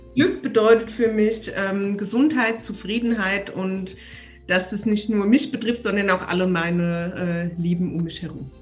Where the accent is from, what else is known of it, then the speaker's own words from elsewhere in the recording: Aschaffenburg, Bavaria, Germany; moved away; also born or lived in Munich; ich komme ja aus Unterfranken, aus Aschaffenburg